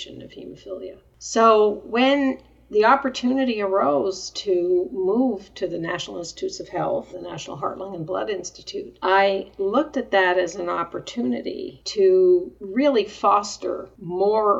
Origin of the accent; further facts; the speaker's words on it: Montreal, Quebec, Canada; moved away as an adult; also born or lived in Denver, Colorado; I was born in Canada, in Montreal, I actually went to Denver